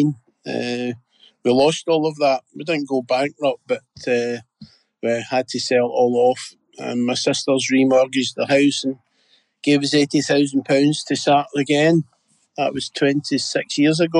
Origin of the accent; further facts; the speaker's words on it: Glasgow, Scotland, United Kingdom; I was brought up in Postle